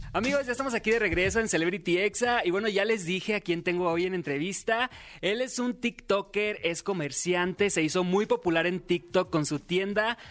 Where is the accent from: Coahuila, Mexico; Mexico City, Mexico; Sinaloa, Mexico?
Sinaloa, Mexico; Los Mochis; moved away; yo nací en Los Mochis, Sinaloa. Ya tengo algunos años viviendo aquí